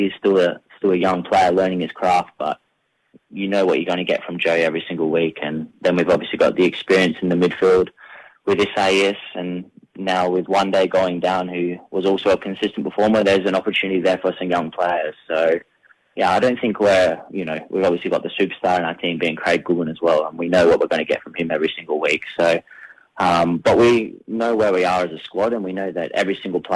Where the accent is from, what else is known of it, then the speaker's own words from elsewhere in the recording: McLaren Vale, South Australia, Australia; I'm a very proud McLaren Vale boy, so I live back in my hometown